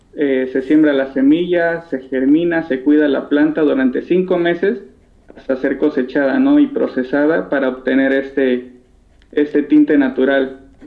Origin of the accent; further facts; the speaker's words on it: Mexico; aquí en México